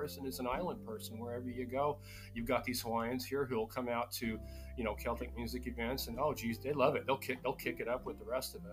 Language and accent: English; Utah, United States; moved away; growing up in Utah, I grew up very close to a lot of Navajo and Paiute people